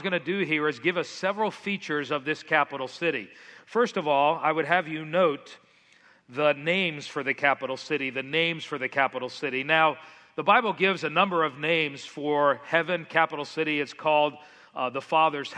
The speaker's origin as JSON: {"language": "English", "town": "Miami", "region": "Florida", "country": "United States", "tie": "born or raised there", "moved": "yes", "said": "the house you see up on the screen is the one I grew up in South Florida in Miami, very, very tropical"}